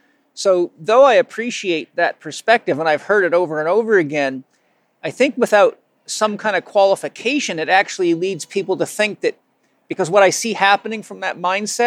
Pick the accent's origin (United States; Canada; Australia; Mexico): Canada; Vancouver Island, British Columbia; I grew up on Vancouver Island